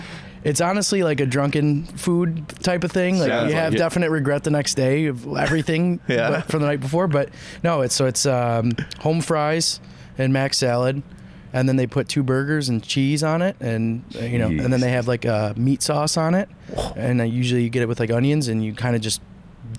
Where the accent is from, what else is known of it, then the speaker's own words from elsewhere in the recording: Rochester, New York, United States; moved away; I grew up in Rochester